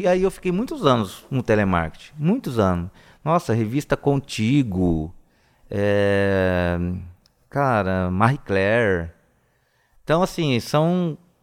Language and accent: Portuguese; Presidente Prudente, São Paulo, Brazil; eu sou de Presidente Prudente, né? Que é bem região de São Paulo, né? Velho Oeste. E eu sempre morei na, na, no bairro da Coab, Secap, né? Até os 18 anos de idade